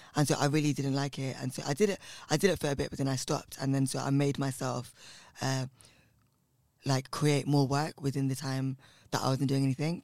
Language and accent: English; London, United Kingdom; I come from West London in a place called Southall, and um, my family are uh, South Indian from Kerala